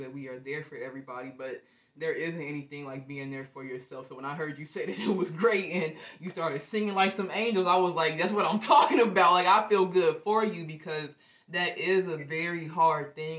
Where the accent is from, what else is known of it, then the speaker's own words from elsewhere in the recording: Ohio, United States; also born or lived in Chicago; I was raised in Ohio